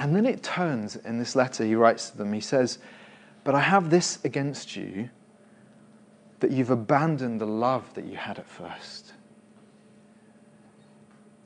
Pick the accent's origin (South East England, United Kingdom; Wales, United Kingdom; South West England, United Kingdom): South East England, United Kingdom; Winchester; I remember as a teenager, I grew up in Winchester.